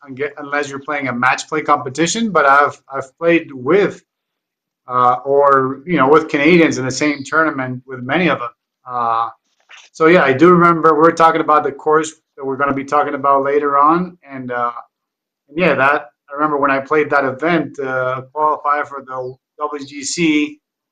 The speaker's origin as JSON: {"language": "English", "country": "Colombia", "said": "I'm from Colombia."}